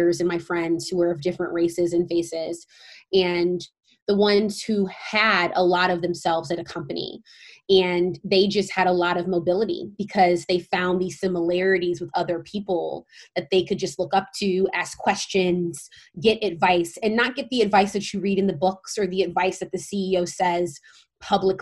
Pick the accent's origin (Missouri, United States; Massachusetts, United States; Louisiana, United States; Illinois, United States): Missouri, United States; St. Louis; moved away as an adult; also born or lived in Stanford, California; I'm originally from St. Louis, Missouri